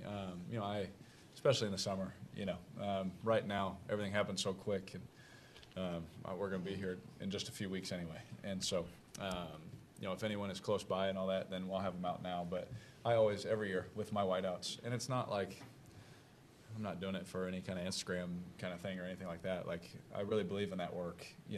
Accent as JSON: {"language": "English", "town": "Oakland", "region": "California", "country": "United States", "also_born_or_lived": "Las Vegas", "said": "so I'm from Oakland and Las Vegas, you know, but we're learning."}